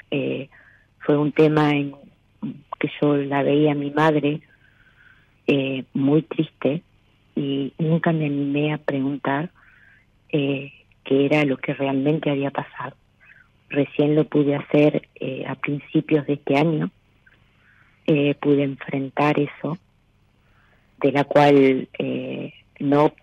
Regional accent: Laprida, Buenos Aires, Argentina; now in Necochea, Argentina; Eh, no, nací en La Prida eh, y a los 12 años me vine a vivir acá.

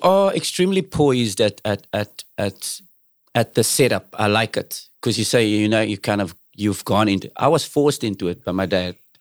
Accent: Cape Town, Western Cape, South Africa; I'm from South Africa

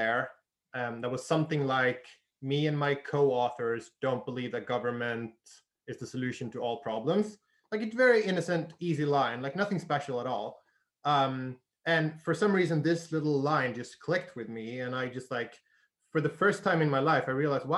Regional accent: Sweden; moved away as an adult; also born or lived in United Kingdom / Costa Rica / Australia / Argentina; I grew up in Sweden

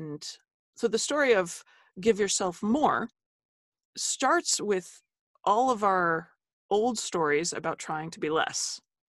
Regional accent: Holmdel, New Jersey, United States; also born or lived in New Brunswick, New Jersey; I am from Jersey.

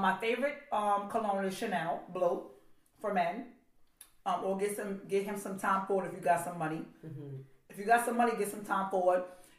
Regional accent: India; I'm like, okay, I'm Indian. I'll go buy 7 for $35.

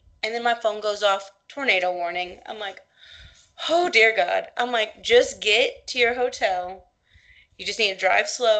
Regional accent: Houston, Texas, United States; I'm from Houston. We are Hurricane City.

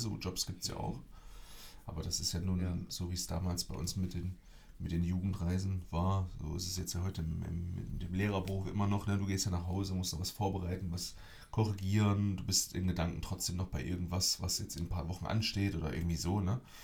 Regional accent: Germany; moved away; bei uns in Deutschland

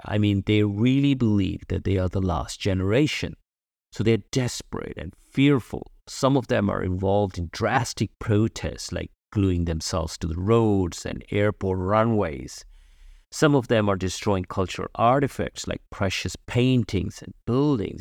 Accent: United Kingdom; moved away as an adult; now in Germany; I am British. I've lived in the U K for many years, and now I live in Germany.

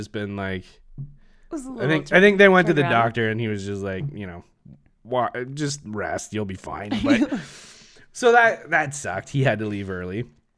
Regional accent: Canada; We're so Canadian. Throw on our toque there

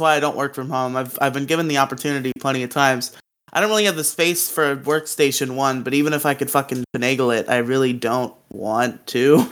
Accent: Florida, United States; my home state of Florida

